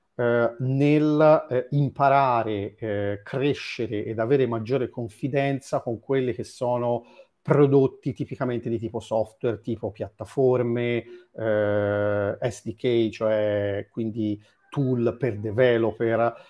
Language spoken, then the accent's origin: Italian; Florence, Tuscany, Italy; accent: Florentine; sono di Firenze